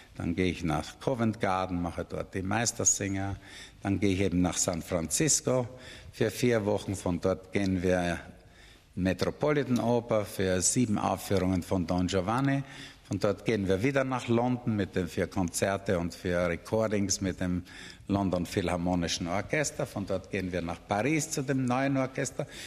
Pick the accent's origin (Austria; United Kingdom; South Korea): Austria; bei uns in Österreich